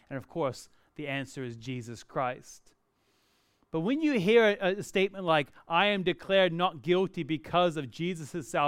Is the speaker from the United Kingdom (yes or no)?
no; Perth, Western Australia, Australia; moved away as an adult; I was born and raised in Perth, even though I don't sound like it, and I went to the US to go to college.